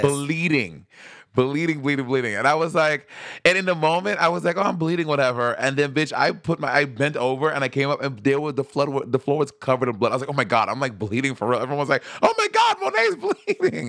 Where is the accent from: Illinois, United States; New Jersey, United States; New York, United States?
New York, United States; New York City; I'm from Brooklyn